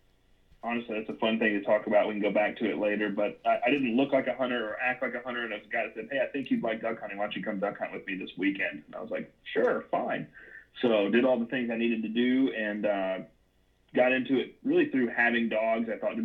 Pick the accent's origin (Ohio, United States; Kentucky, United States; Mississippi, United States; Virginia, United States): Mississippi, United States; Tupelo; moved away as an adult; also born or lived in Dallas, Texas; I live in Northeast Mississippi. I was born and raised here near Tupelo. Spent about half a decade in the Dallas area. Moved back here and got into gun dogs and hunting at around 21, 22 years old.